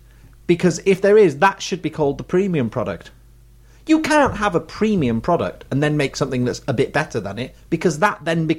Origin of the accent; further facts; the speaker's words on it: United Kingdom; We are British.